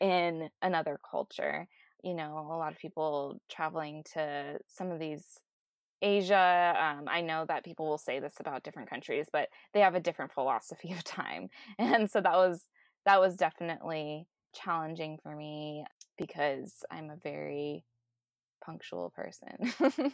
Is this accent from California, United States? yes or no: yes; Southern California, United States; I grew up here in Southern California